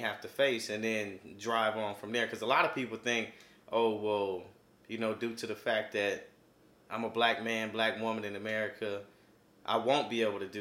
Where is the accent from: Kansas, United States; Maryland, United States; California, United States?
Kansas, United States; now in Missouri, United States; I'm from Kansas